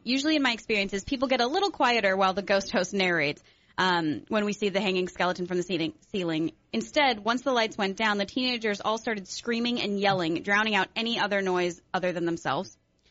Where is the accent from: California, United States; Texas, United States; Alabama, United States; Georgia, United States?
California, United States; just because I'm from SoCal, I say no.